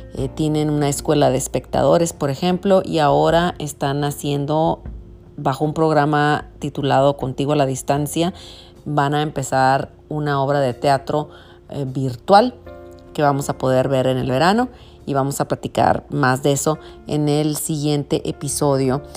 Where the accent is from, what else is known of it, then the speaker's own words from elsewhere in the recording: Tijuana, Baja California, Mexico; nací y crecí en Tijuana